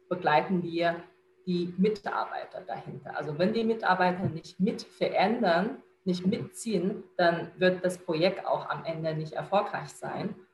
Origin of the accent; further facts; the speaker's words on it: China; now in Germany; Ich bin {S1} Chinesin, äh, in China geboren, aufgewachsen. Vor acht Jahren bin ich nach Deutschland gekommen.